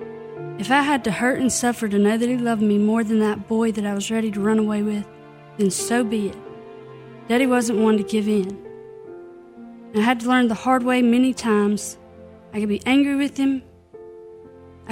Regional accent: Clarksdale, Mississippi, United States; moved away; Born and raised in Clarksdale, Mississippi, you don't miss the Juke Joint Festival

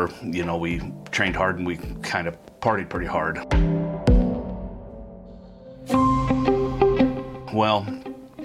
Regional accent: Council Bluffs, Iowa, United States; I was born in Council Bluffs, Iowa, raised good Midwestern values

